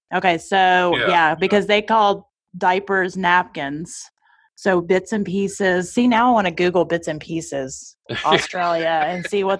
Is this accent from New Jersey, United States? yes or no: no; Tennessee, United States; I grew up in Tennessee, so I'm used to some really country statements